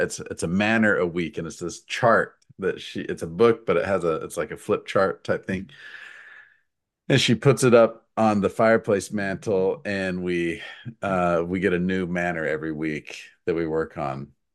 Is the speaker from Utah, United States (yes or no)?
yes; Utah, United States; moved away as an adult; now in Missouri, United States; I've lived in Missouri for fifteen years. Uh, I grew up in Utah